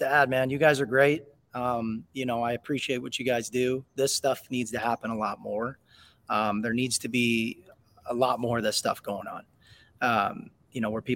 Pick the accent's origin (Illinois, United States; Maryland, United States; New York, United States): Illinois, United States; East Peoria; East Peoria is my hometown